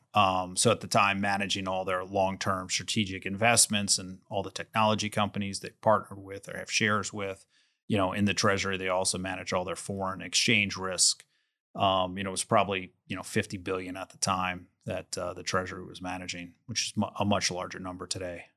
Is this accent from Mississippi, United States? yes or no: no; New Orleans, Louisiana, United States; I was born in New Orleans. I went to L S U